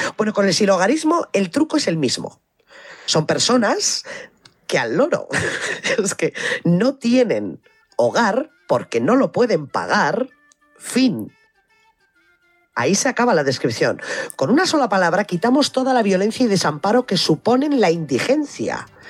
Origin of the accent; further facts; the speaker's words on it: Biscay, Basque Country, Spain; also born or lived in Álava; en mi pueblo hay una iglesia